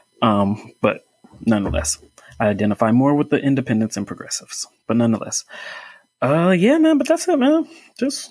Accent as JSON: {"language": "English", "town": "Indianapolis", "region": "Indiana", "country": "United States", "tie": "born or raised there", "said": "Grew up here. I'm in Indianapolis. I'm from Indianapolis"}